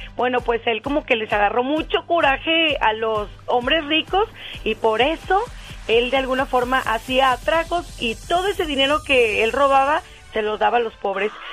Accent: Aguascalientes, Mexico; aquí en mi tierra.

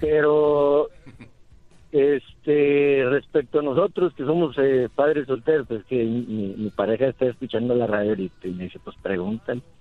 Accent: San Nicolás, Mexico; moved away; Soy de San Nicolás

